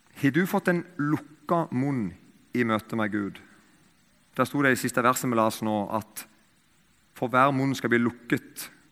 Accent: Eiken, Agder, Norway; I Eiken, der jeg kommer fra

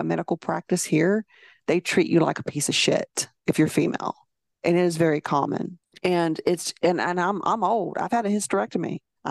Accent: Alabama, United States; If I keep my mouth shut, they'd never know I was from Alabama.

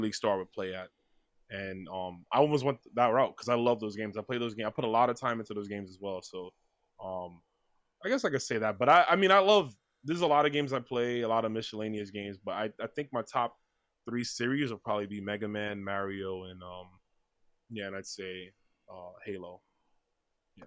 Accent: New York City, New York, United States; I was born in New York, uh, Brooklyn specifically

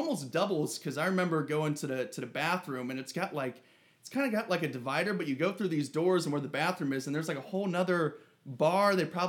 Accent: Ohio, United States; now in Arizona, United States; I'm from Ohio

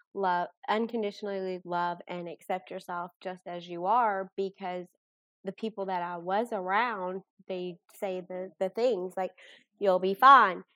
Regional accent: Bardstown, Kentucky, United States; moved away as an adult; now in Owensboro, United States; I'm originally from Bardstown, Kentucky. I live here for work

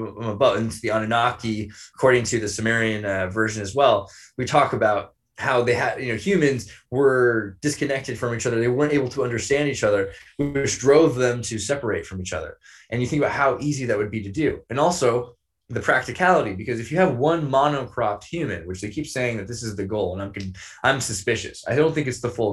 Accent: Santa Cruz, California, United States; I was raised in California by transgendered Wiccans

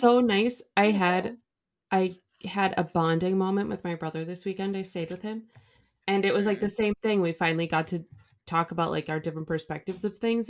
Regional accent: Midwest, United States; from the Midwest

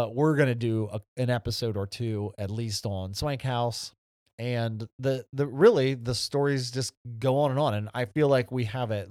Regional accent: Ohio, United States; this area that we grew up in Northern Ohio.

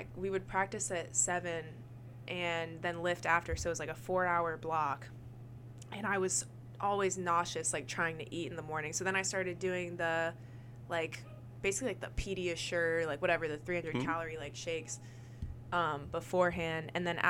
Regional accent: Michigan, United States; I'm from Michigan

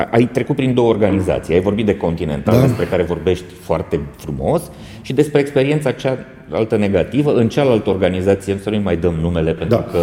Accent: Romania; Bun, deci nu ar trebui să avem complexe ca români și uh, cel puțin în sectorul ăsta.

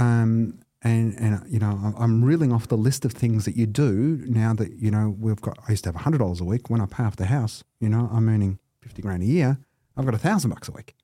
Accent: Melbourne, Victoria, Australia; also born or lived in Cheltenham, Victoria / Camberwell, Victoria; I was born at Dandenong Hospital.

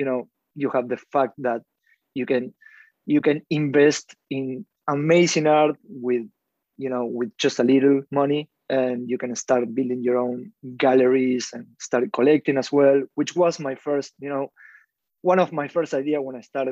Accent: Argentina; I'm from Argentina.

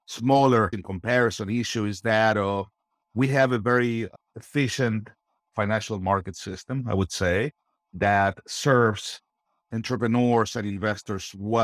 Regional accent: Argentina; moved away; I'm originally from Argentina. I grew up in interesting times.

